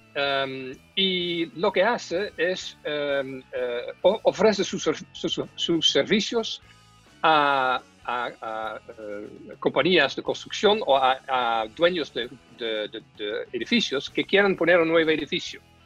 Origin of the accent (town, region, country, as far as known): Netherlands; now in Chile